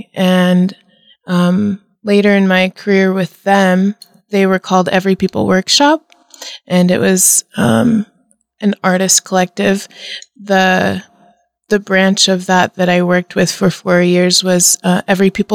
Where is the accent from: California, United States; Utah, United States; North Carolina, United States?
Utah, United States; St. George; also born or lived in Chicago; now in Nebraska, United States; I was born in St. George, Utah, and I was raised in the Mormon church